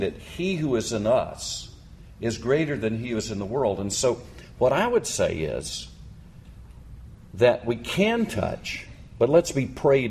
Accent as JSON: {"language": "English", "country": "United States", "said": "I'm American male"}